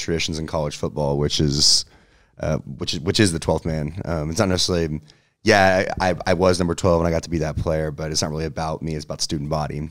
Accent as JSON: {"language": "English", "town": "Katy", "region": "Texas", "country": "United States", "tie": "born or raised there", "said": "born and raised in Katy, Texas"}